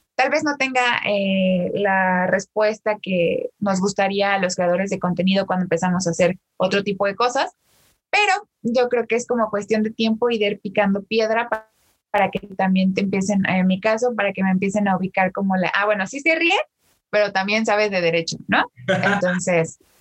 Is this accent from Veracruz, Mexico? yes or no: no; State of Mexico, Mexico; soy originaria de México, del Estado de México